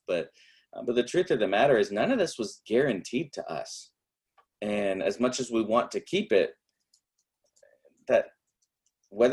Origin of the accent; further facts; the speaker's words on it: United States; I am unashamedly American